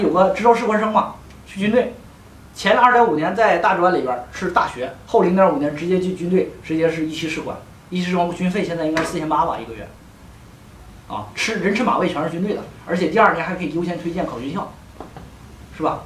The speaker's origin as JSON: {"language": "Chinese", "region": "Northeast China", "country": "China", "accent": "Northeastern Mandarin", "said": "我们东北话"}